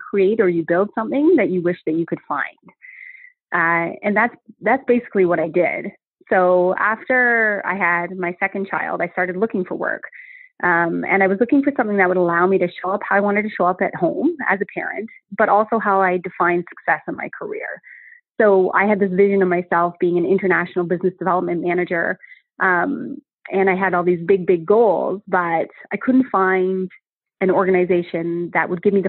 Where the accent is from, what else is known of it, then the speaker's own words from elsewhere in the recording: Canada; moved away as an adult; also born or lived in New Zealand / New York / London; I had just returned to Canada after 12 years of living and working abroad. So I came home